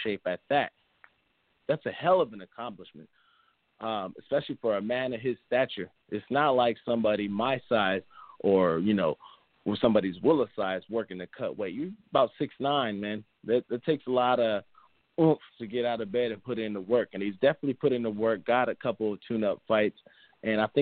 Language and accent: English; United States; being an American